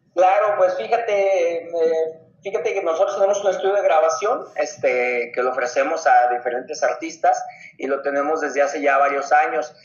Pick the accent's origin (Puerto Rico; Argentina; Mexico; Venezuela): Mexico; Ciudad Guzmán, Jalisco; yo soy de Ciudad Guzmán, Jalisco